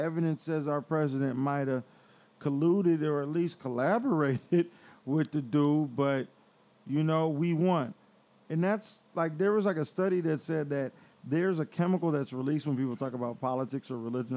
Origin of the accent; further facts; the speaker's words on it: Seattle, Washington, United States; chose to stay in Seattle